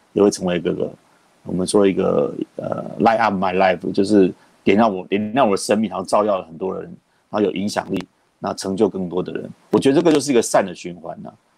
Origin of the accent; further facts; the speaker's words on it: Taipei, Taiwan; 我是在台北市长大的